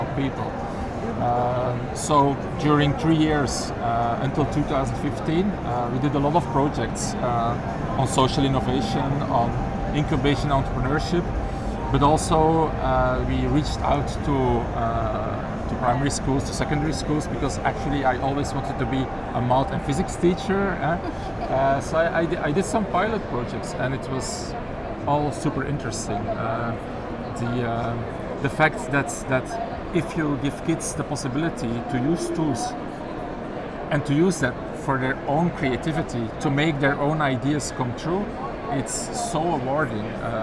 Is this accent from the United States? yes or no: no; Belgium; from Belgium